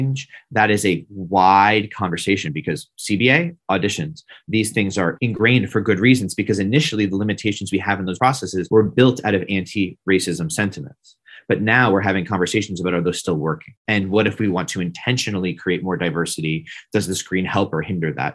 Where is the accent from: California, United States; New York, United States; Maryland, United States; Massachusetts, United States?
New York, United States; 5 minutes outside of New York City, United States; moved away as an adult; also born or lived in Washington, D.C.; I grew up 5 minutes outside of New York City